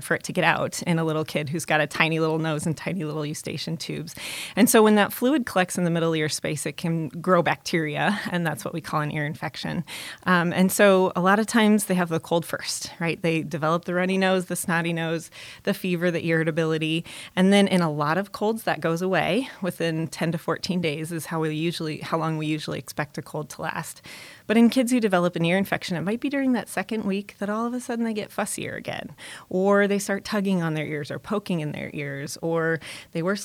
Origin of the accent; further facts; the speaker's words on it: Omaha, Nebraska, United States; I was born and raised in Omaha and grew up here